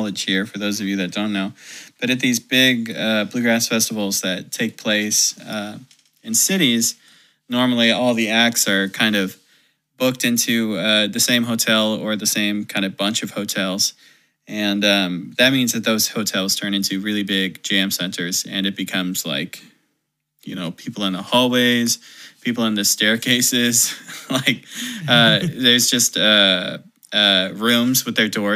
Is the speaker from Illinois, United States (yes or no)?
no; Prescott, Arizona, United States; moved away; also born or lived in Phoenix, Arizona / Bellingham; my homies in Prescott, where I went to elementary and middle school